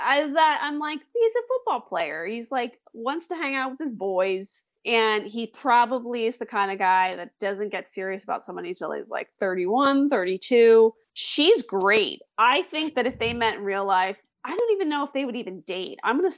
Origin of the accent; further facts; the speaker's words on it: Philadelphia, Pennsylvania, United States; I'm from Philadelphia